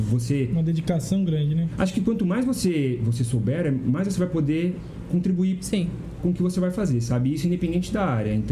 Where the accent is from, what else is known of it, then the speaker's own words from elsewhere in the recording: São Roque, São Paulo, Brazil; born there; Não, eu nasci em São Roque.